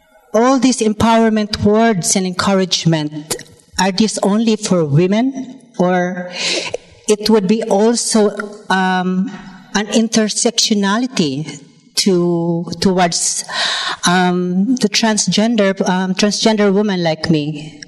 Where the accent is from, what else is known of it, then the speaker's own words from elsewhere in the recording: Philippines; now in United Kingdom; I am from the Philippines. I am a transgender woman.